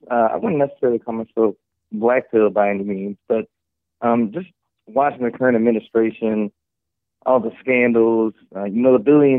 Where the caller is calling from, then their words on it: Springfield, United States; I'm calling from Springfield.